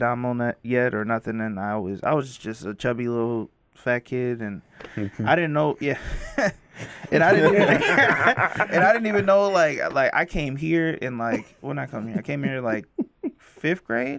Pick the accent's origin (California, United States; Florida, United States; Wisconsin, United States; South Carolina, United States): Wisconsin, United States; Kaukauna; I was raised like in Appleton, in a little county outside of Appleton called Kaukauna.